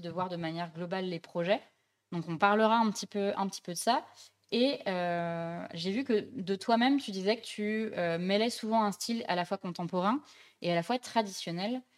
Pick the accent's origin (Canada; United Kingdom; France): France; Dijon, Bourgogne-Franche-Comté; moved away; je viens de Dijon, mes parents habitent là-bas